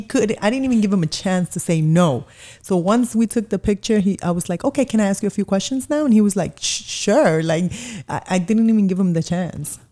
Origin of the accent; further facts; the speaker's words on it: Miami, Florida, United States; moved away as an adult; also born or lived in Colombia / Kendall, Florida; now in New York, United States; raised in Miami